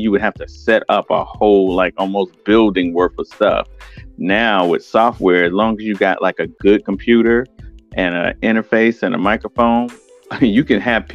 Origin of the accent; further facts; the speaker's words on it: Winston-Salem, North Carolina, United States; also born or lived in Brooklyn, New York; me and my mom decided to move down here